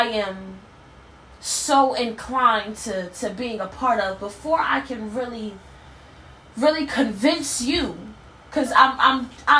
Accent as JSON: {"language": "English", "town": "Harrisburg", "region": "Pennsylvania", "country": "United States", "tie": "born or raised there", "moved": "yes", "said": "my hometown of Harrisburg"}